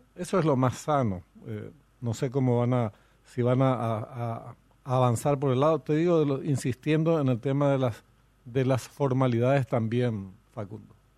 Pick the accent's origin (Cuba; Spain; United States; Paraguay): Paraguay; nosotros paraguayos